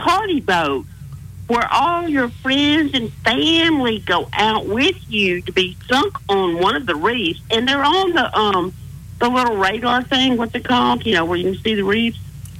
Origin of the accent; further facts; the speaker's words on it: Texas, United States; I'm not from here. I'm from Tejas.